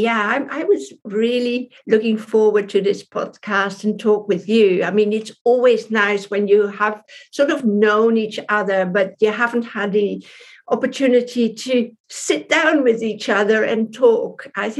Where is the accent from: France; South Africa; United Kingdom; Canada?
France; Paris, Île-de-France; born there; I mean, I was born in Paris, in France, but I have a British mum and a Dutch dad.